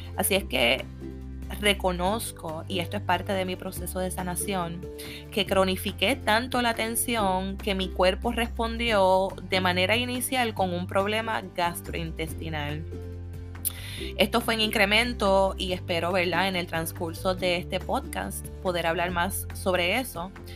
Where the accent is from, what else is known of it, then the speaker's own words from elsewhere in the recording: Puerto Rico; Como buena puertorriqueña